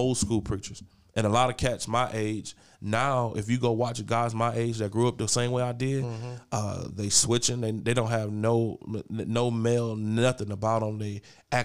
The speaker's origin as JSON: {"language": "English", "town": "East Cleveland", "region": "Ohio", "country": "United States", "tie": "born or raised there", "said": "I grew up in East Cleveland"}